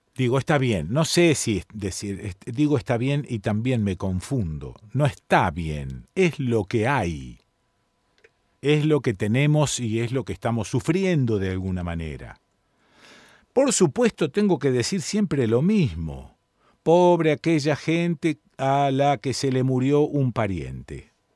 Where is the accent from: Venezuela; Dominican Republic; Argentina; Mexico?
Argentina